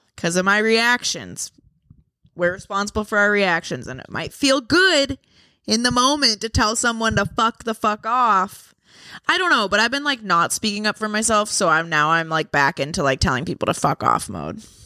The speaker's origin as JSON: {"language": "English", "town": "Boston", "region": "Massachusetts", "country": "United States", "accent": "Boston", "said": "My Boston accent comes back"}